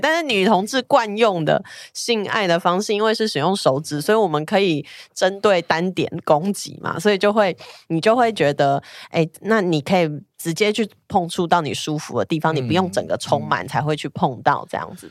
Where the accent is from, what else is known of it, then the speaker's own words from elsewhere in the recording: Taiwan; 我一说我是台湾来